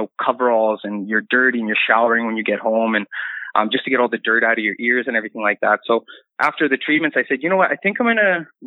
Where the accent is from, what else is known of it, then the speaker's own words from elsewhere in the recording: Regina, Saskatchewan, Canada; I'm from Regina, Saskatchewan